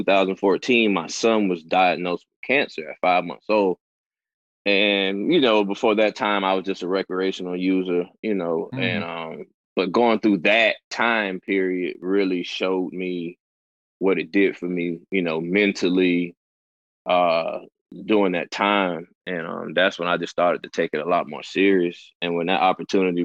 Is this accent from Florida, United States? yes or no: yes; Jacksonville, Florida, United States; Jacksonville, Florida, born and raised